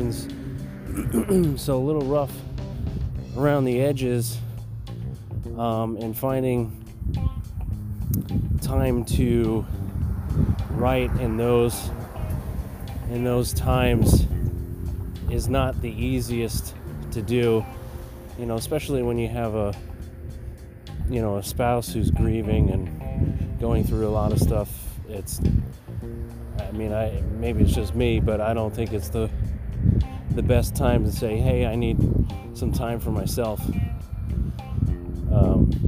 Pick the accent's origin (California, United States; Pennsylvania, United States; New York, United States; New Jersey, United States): New York, United States; moved away; I'm from New York